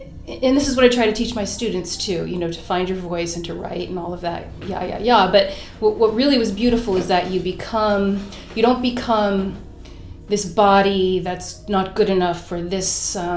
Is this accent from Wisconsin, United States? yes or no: no; Cincinnati, Ohio, United States; growing up in Cincinnati